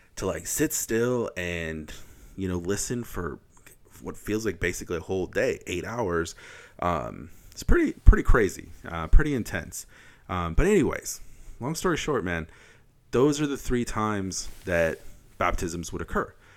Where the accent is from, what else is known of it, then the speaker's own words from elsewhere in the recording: Wisconsin, United States; I'm from Wisconsin